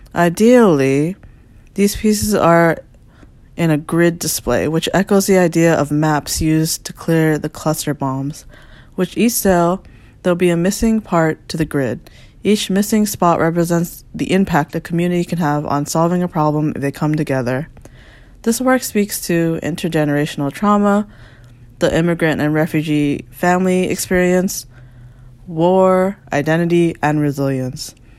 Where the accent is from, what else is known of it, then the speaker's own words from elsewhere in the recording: Falls Church, Virginia, United States; moved away as an adult; also born or lived in Washington, D.C. / Maryland; now in Brooklyn, New York, United States; I am from Falls Church, Virginia, but currently located in Brooklyn, New York.